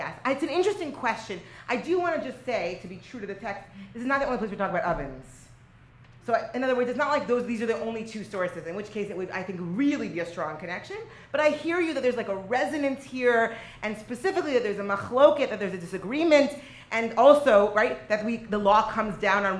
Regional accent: Lod, Central District, Israel; Right, and I'm originally from Israel. I'm originally from Lod, which, by the way, that's not great because I'm the rabbis of the north, and these are the rabbis of the south

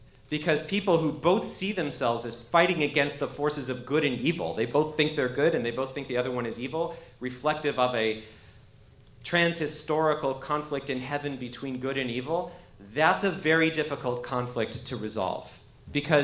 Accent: Canada; now in United States; I actually am an immigrant. I'm from Canada. I immigrated to the United States.

